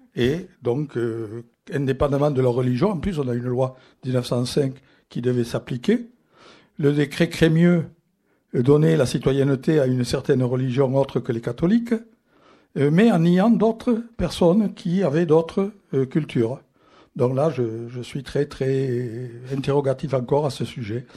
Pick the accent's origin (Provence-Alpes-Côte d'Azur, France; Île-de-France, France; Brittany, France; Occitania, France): Occitania, France; Toulouse; also born or lived in Algeria; je suis italien d'origine, naturalisée, français, né à Toulouse. Et je dis, je ne suis pas français, un peu en relation avec ça, je suis toulousain.